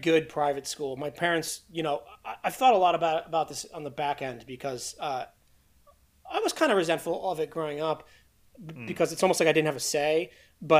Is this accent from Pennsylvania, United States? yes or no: yes; Philadelphia, Pennsylvania, United States; moved away as an adult; I grew up in Philly